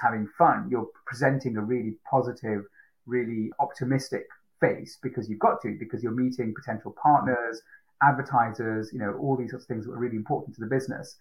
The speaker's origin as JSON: {"language": "English", "town": "Manchester", "region": "North West England", "country": "United Kingdom", "tie": "born or raised there", "also_born_or_lived": "Sri Lanka / Fiji", "said": "had a great childhood growing up in Manchester mainly"}